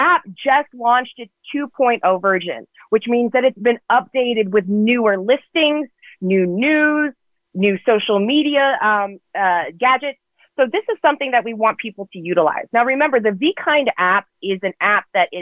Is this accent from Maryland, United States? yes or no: no; Richmond, Virginia, United States; moved away as an adult; now in Los Angeles, United States; I come from the South, from Virginia, from Richmond, Virginia